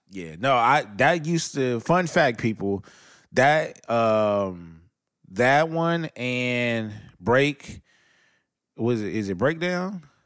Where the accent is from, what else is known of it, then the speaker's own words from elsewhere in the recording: Los Angeles, California, United States; I'm from Los Angeles, California. We have a street called Figueroa, and we have a street called Sunset